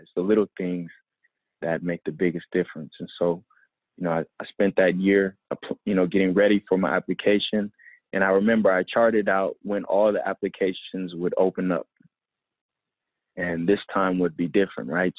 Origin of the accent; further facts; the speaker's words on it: Oakland, California, United States; also born or lived in Compton, United States / Los Angeles, United States / Washington State, United States; So I, I kind of identify with Oakland, you know, as my as where I spent my formative years. I went to Berkeley High